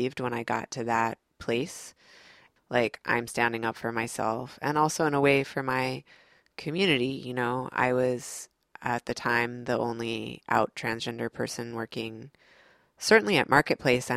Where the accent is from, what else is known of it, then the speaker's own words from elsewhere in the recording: Midwest, United States; moved away as an adult; also born or lived in New York City; now in North Carolina, United States; my family is from the South. I grew up in the Midwest